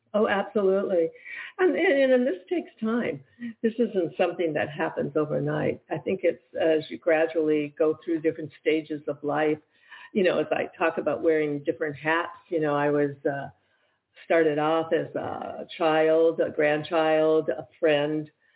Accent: Michigan, United States; moved away as an adult; also born or lived in New York City; I was from Michigan

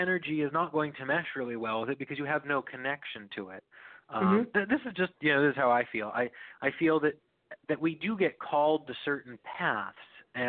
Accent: Northeast Pennsylvania, United States; being from the Northeast PA area

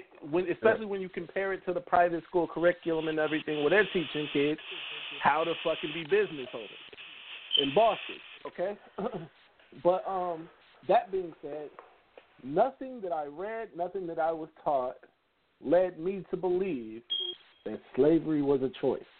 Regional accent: Midwest, United States; I'm from the Midwest

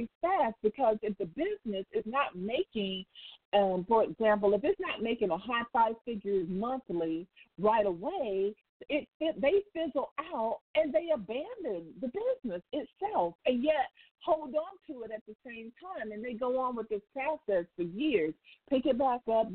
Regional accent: United States; I don't live anywhere else outside of the U.S., so I can only talk about being an American

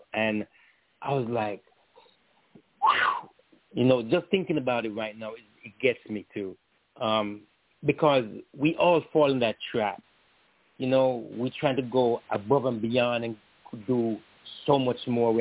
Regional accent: Jamaica; My family, like growing up in Jamaica and all that, we were very tight-knit

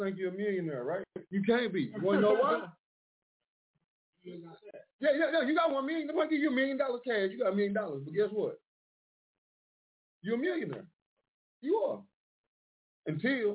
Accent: Mineola, Texas, United States; also born or lived in Dallas, Texas; now in Detroit, United States; My hometown, though, Mineola, Texas

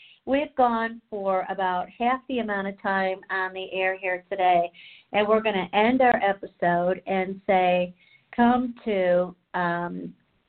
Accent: Chicago, Illinois, United States; I'm from Chicago

